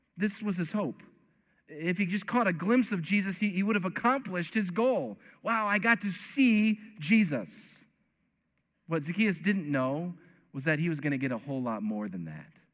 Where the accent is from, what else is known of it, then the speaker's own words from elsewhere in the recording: East Coast, United States; I'm from the East Coast